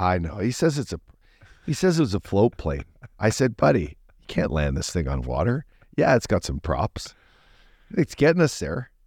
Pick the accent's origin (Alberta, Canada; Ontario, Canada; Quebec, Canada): Alberta, Canada; Fort McMurray; moved away; I'm from, you know, Fort McMurray